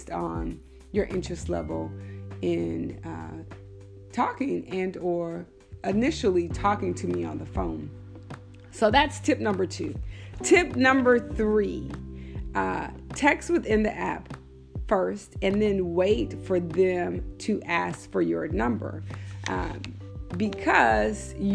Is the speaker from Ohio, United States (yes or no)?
no; Texas, United States; I'm from Texas